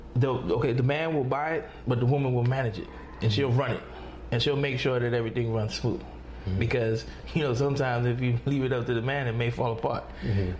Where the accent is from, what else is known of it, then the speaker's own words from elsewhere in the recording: New York, United States; I come from New York